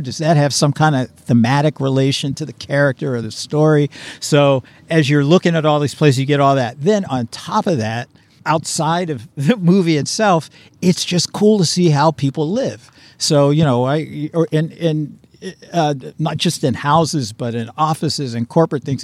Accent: Pittsburgh, Pennsylvania, United States; I'm from Pittsburgh, so back east you find that a lot too

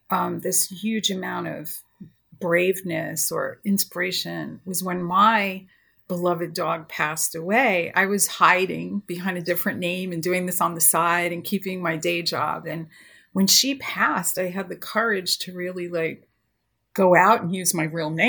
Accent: New York, United States; now in California, United States; I came to California from New York and I really loved horses.

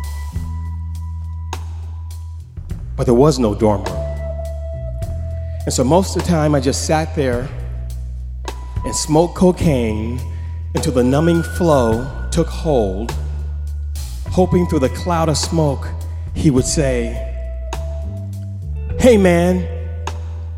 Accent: Oakland, California, United States; moved away as an adult; I'm from the San Francisco Bay Area

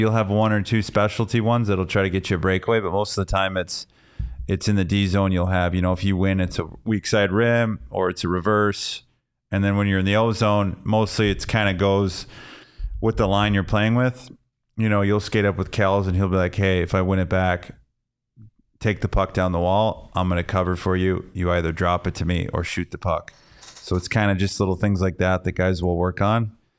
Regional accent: Canada; Oh yeah, from Quebec only. That's blasphemy.

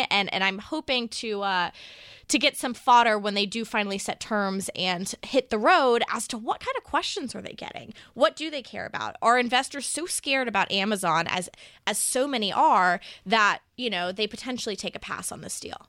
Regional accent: Texas, United States; my home state of Texas

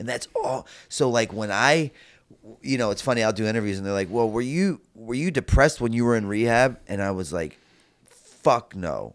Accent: Baltimore, Maryland, United States; I grew up in Baltimore, Maryland

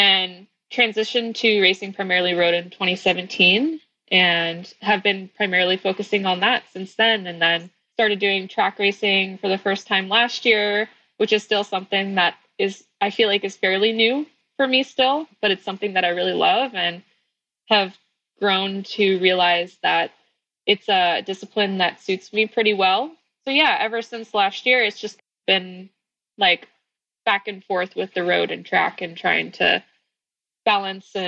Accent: Northern California, United States; also born or lived in Florida; I was born in Florida, but raised in Northern California

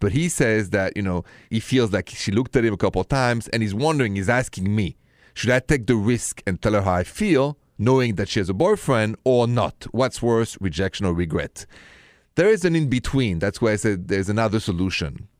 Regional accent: Paris, Île-de-France, France; accent: thick French; English is a second language; moved away; you're listening to my thick French accent, and, uh, and you know I'm coming from Paris, and it's true where I'm from.

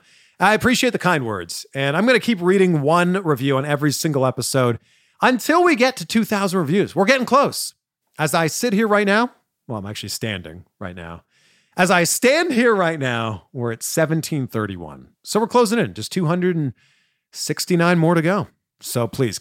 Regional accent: Toronto, Ontario, Canada; I'm from Toronto.

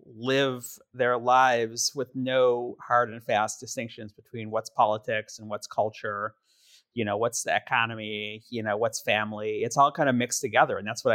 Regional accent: Milwaukee, Wisconsin, United States; And I grew up in Milwaukee

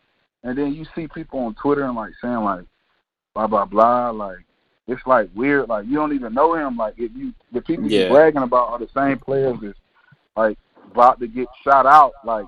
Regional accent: Aliquippa, Pennsylvania, United States; I'm from Aliquippa, Pennsylvania.

